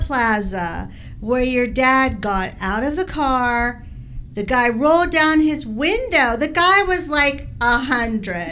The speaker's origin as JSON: {"language": "English", "region": "Midwest", "country": "United States", "moved": "yes", "lives_now": "Las Vegas, United States", "said": "we're originally from the Midwest"}